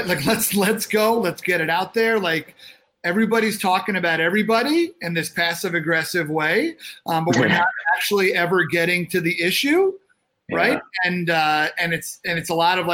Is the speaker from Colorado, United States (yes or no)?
no; Long Island, New York, United States; moved away; being raised in New York, and being a New Yorker, now we were raised on Long Island, so we're a little softer, right?